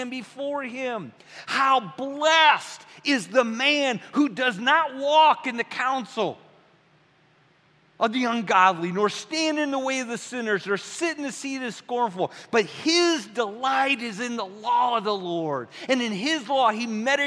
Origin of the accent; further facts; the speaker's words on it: Midwest, United States; I'm from the Midwest, Bing Cherries, Michigan.